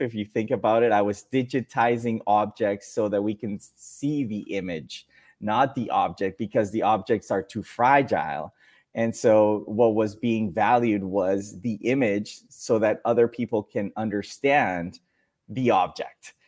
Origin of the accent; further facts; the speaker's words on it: Mexico; English is a second language; also born or lived in Dominican Republic; I was born in Dominican Republic, then moved to Mexico, and it was an abrupt change of life, of culture, of everything, friends, family